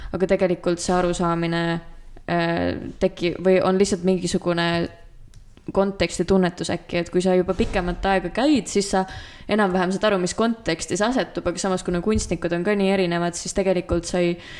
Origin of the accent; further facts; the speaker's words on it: Estonia; also born or lived in Tartu; ma olen maalt pärit